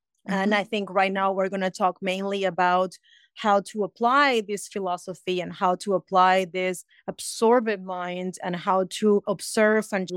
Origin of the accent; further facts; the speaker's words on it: Peru; now in United States; I'm originally from Peru, but I have been in America for 25 years.